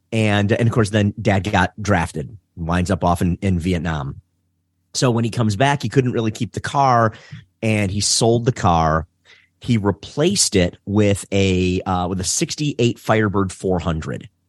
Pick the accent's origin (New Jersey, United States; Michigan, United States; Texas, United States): Michigan, United States; Detroit; I'm born and raised in Detroit. Uh, so I'm, uh, I'm a Detroiter.